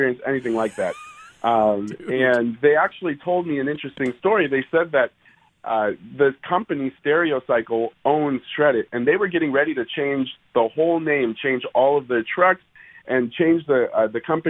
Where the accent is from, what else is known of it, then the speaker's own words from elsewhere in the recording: Oceanside, California, United States; I'm from Oceanside, California, so over here on the West Coast.